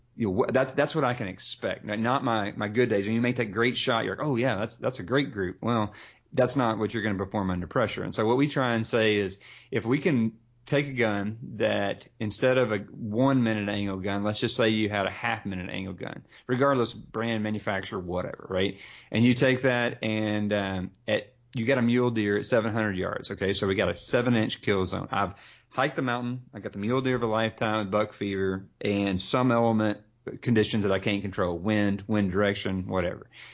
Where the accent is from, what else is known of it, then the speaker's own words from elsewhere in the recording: the South, United States; growing up in the South